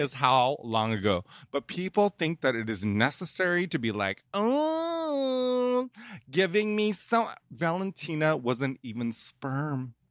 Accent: Indonesia; I'm from Indonesia. We eat weird stuff

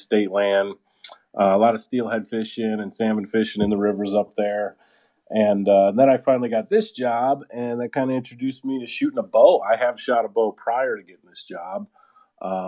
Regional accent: just outside of Detroit, Michigan, United States; I was definitely born and raised in Michigan in the just outside of Detroit area

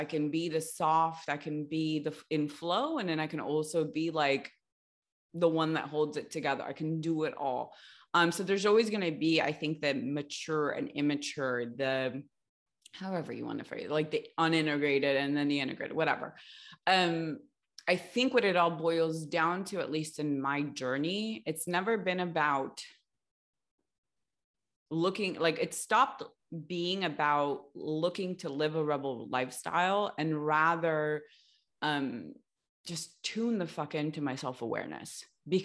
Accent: Los Angeles, California, United States; Grew up in LA.

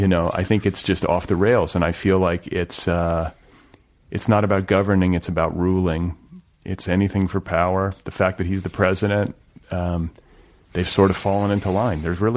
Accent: Midwest, United States; now in Los Angeles, United States; I grew up in the Midwest, so I know. Like, I grew up in Red State America.

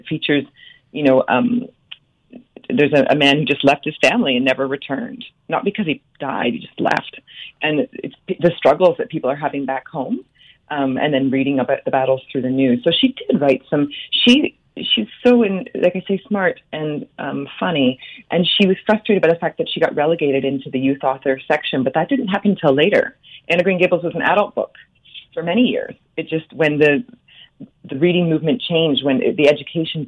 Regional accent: Owen Sound, Ontario, Canada; growing up in Owen Sound

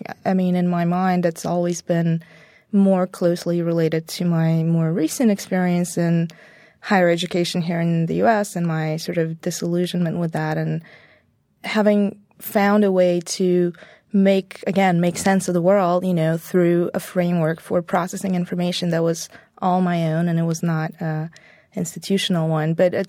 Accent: Bulgaria; So when I was little, it was still communism, so deep Cold War type stuff

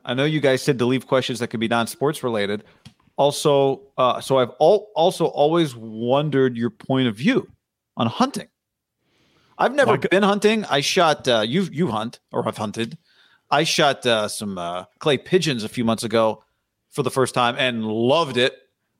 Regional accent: Israel; born there; My mom, I was born in Israel.

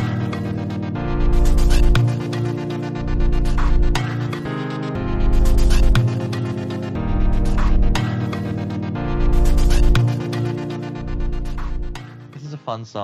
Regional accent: United States; as an American Anglophile

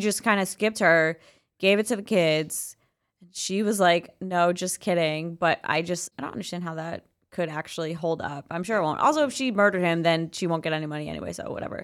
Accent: George Santos's district, New York, United States; now in New York City, United States; my hometown

